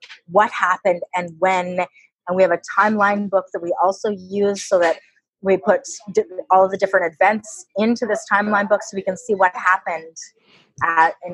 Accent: Canada; we're Canadian

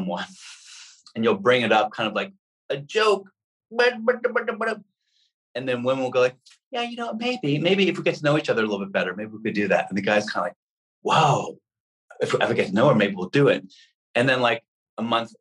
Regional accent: New York City, New York, United States; I'm a red-blooded American kid growing up in Manhattan.

